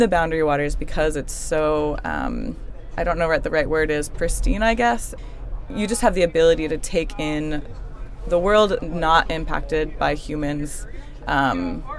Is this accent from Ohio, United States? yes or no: no; Virginia, United States; I'm from Virginia, and I was lucky enough to have a sort of special project trip class, whatever, through my high school